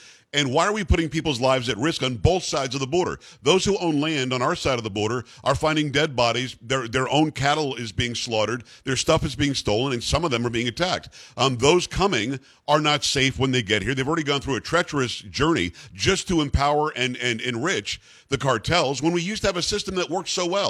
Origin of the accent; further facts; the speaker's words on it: South Florida, United States; I grew up in South Florida.